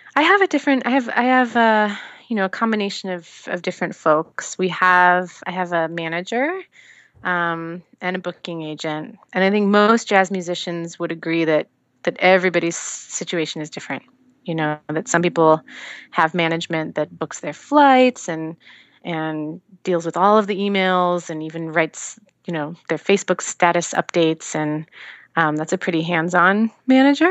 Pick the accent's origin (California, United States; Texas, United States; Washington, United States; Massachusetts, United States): Washington, United States; Seattle; moved away as an adult; now in Los Angeles, United States; I grew up in Seattle, and that's on the West Coast